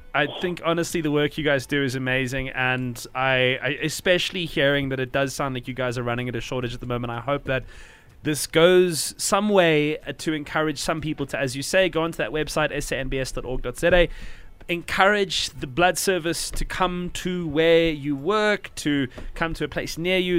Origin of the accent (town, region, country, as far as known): South Africa